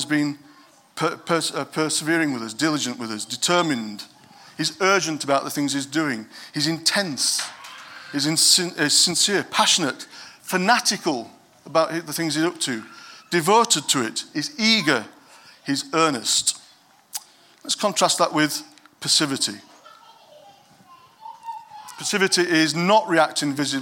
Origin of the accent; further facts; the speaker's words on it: Yorkshire and the Humber, United Kingdom; I'm from Yorkshire